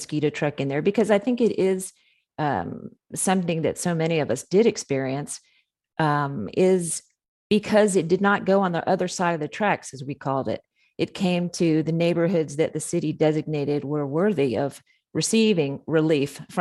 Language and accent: English; Central Florida, United States; growing up in Central Florida on the Orange Grove area